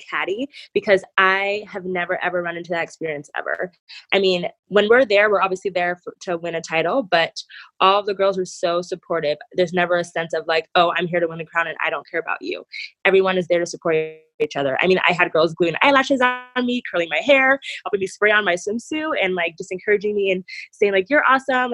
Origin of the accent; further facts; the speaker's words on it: Nebraska, United States; also born or lived in Nigeria; I was born in Nigeria, but I moved to the United States, specifically Nebraska, when I was like two